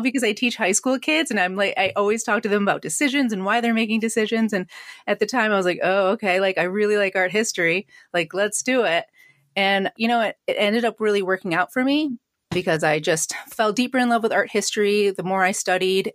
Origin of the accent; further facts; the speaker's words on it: Syracuse, New York, United States; I grew up in Syracuse